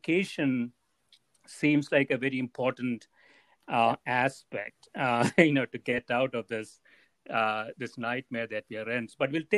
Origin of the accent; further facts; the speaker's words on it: Kerala, India; English is a second language; I am. Oh, okay. Right in the middle.